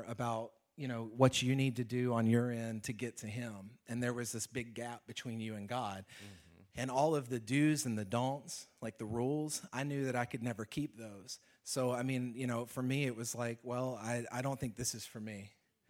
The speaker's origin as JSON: {"language": "English", "region": "Alabama", "country": "United States", "moved": "as an adult", "said": "I'm from Alabama"}